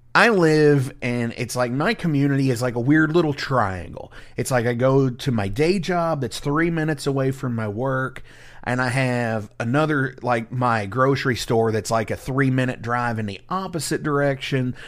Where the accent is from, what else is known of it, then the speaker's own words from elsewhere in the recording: Indiana, United States; I'm from Indiana